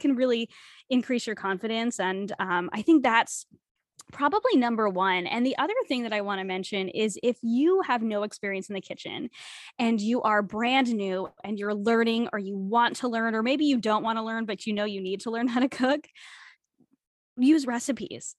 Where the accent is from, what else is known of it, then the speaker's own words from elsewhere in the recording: New England, United States; moved away as an adult; now in Canada; growing up in New England